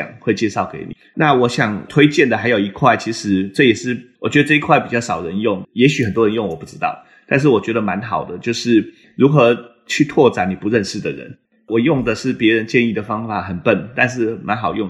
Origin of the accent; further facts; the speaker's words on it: Taiwan; moved away as an adult; now in Boston, United States; 我毕竟都在台湾长大嘛，所以我其实不太了解美国的职场文化